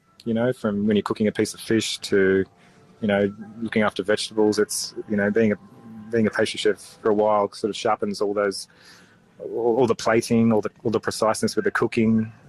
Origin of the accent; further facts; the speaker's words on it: Australia; I'd always sort of was quite proud of being Aussie.